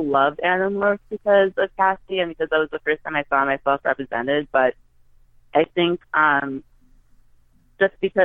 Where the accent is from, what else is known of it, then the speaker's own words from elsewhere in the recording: U.S. Virgin Islands; I'm from St. Thomas, so there was no Barnes and Noble, no Borders, no bookstores like